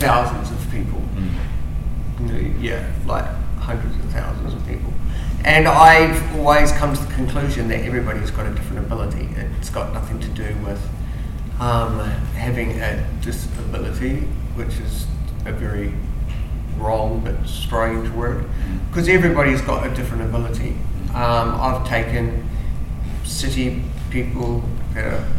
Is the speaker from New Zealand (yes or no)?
yes; between Fairlie and Geraldine, Canterbury, New Zealand; I'm actually a lovely Kiwi country farmer boy. Grew up in between Philly and Geraldine